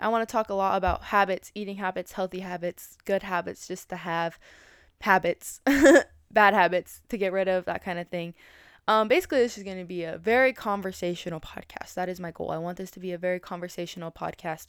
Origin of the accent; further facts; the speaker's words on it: Colorado Springs, Colorado, United States; moved away as an adult; now in Hayward, United States; I was originally from Colorado Springs, Colorado. I moved to Hayward, California